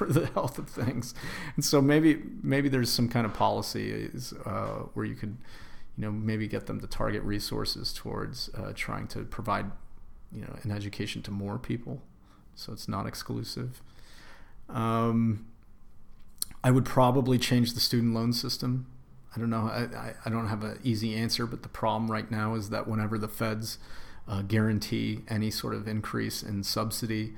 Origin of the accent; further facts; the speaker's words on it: Greenwich, Connecticut, United States; I grew up in Greenwich, Connecticut, very affluent suburb